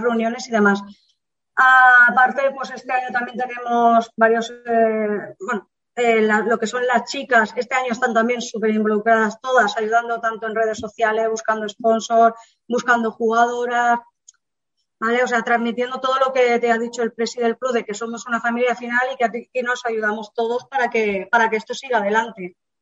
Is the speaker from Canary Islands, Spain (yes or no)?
no; Andalusia, Spain; moved away; yo vengo de Andalucía, mi padre jugaba en el Linares hace muchísimos años, Entonces, claro, yo desde bien pequeña a mí me llevaba al campo